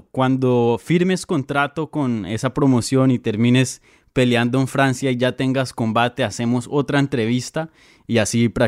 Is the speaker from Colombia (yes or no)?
yes; Colombia; Yo soy de Colombia, ….